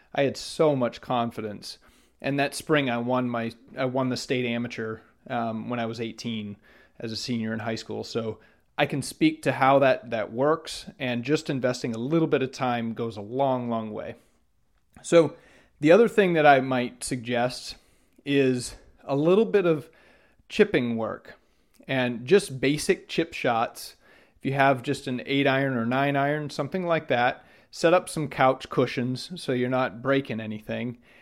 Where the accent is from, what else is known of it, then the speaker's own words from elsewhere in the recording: Maine, United States; when I grew up in Maine.